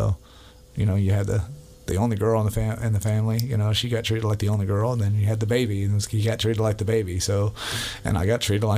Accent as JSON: {"language": "English", "town": "Virginia Beach", "region": "Virginia", "country": "United States", "tie": "born there", "said": "I'm a military brat. I was born in Virginia Beach, Virginia."}